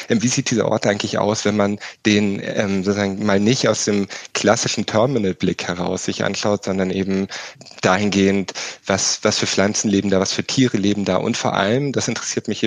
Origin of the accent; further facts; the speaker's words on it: Wiesbaden, Hesse, Germany; now in Switzerland; Ich bin also in der Nähe des Flughafens aufgewachsen, in einem Vorort von Wiesbaden. Und Wiesbaden ist ja schon so ein bisschen der Speckgürtel Speckgürtel des Rhein-Main-Gebietes.